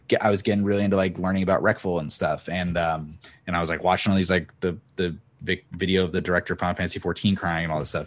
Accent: Cape Cod, Massachusetts, United States; moved away as an adult; now in Los Angeles, United States; … and I are both from Cape Cod, Massachusetts

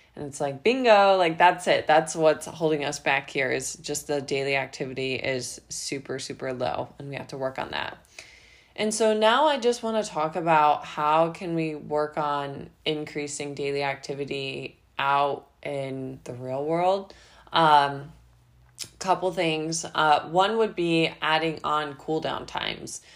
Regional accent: Midwest, United States; also born or lived in Ohio; now in Florida, United States; I'm actually from the Midwest, and so when I lived in Ohio

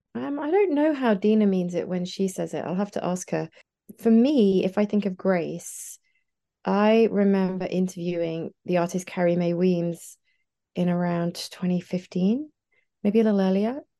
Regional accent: near Nottingham, East Midlands, United Kingdom; I grew up here in the sort of, uh, near, near Nottingham.

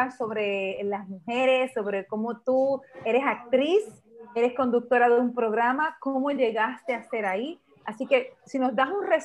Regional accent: Honduras; como hondureños y como hermanos que somos.

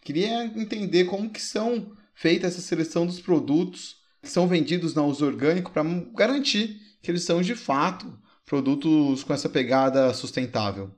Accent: Brazil; nós como brasileiros

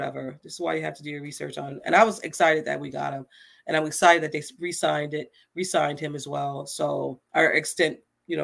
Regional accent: Niagara Falls, New York, United States; also born or lived in Buffalo; I live in Buffalo. I'm originally from Niagara Falls. I moved to Buffalo.

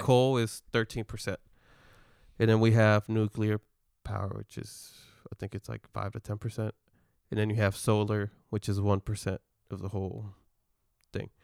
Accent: Texas, United States; we're from Texas

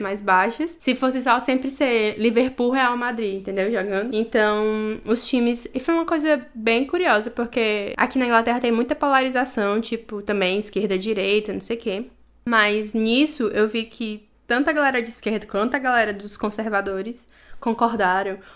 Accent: Brazil; moved away as an adult; now in England, United Kingdom; eu sou brasileira

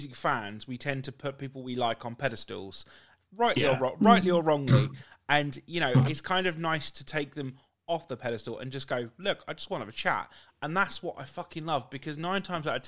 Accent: United Kingdom; how we talk as British people

